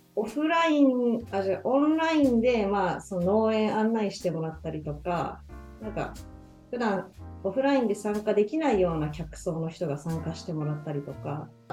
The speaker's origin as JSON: {"language": "Japanese", "region": "Nagano", "country": "Japan", "tie": "born or raised there", "moved": "yes", "lives_now": "Nagoya, Japan", "said": "地元の長野"}